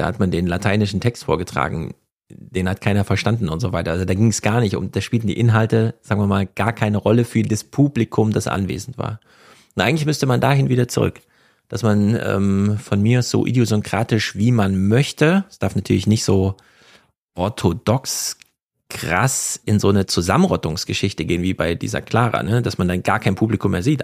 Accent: East Germany, Germany; now in Frankfurt am Main, Germany; ich bin ja Ostdeutsche und Heide

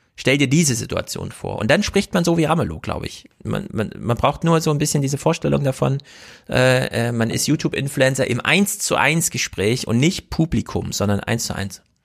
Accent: East Germany, Germany; Ich bin ja auch Ossi

